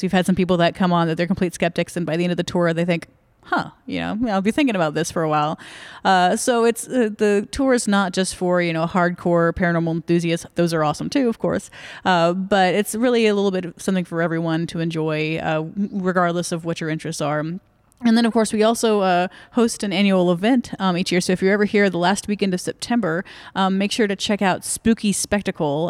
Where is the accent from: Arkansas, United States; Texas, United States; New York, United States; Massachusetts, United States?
Texas, United States; Dallas-Fort Worth area; also born or lived in Virginia / Granbury, Texas; I grew up in the Dallas-Fort Worth area